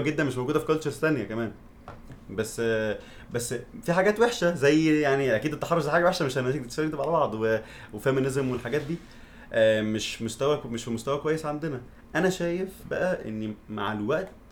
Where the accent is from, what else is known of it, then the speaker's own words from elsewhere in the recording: Egypt; moved away; also born or lived in abroad; انا عشت بره وعشت في مصر